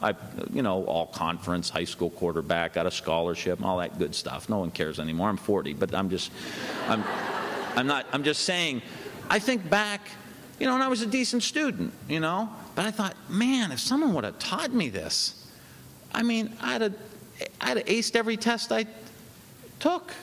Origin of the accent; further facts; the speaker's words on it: Ohio, United States; I'm from Ohio.